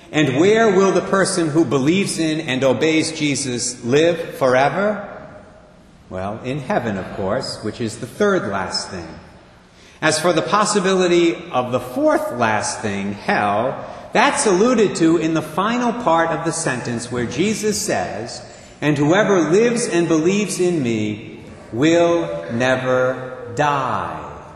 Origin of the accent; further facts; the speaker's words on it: Barrington, Rhode Island, United States; also born or lived in Providence; Our moms knew one another back in 1957. They were both living in Barrington at the time